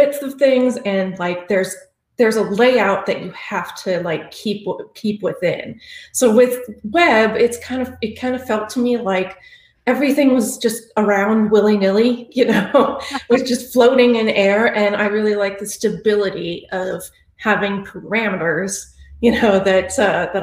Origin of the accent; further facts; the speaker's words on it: Texas, United States; I am from Texas